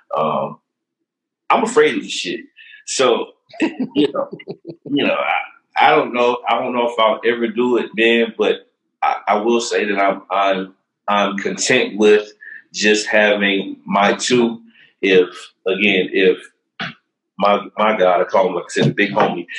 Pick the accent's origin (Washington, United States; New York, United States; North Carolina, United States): North Carolina, United States; Charlotte; also born or lived in Durham, North Carolina; I'm a Durhamite. You know what I mean? I was raised in Charlotte, but I'm a Durhamite by the heart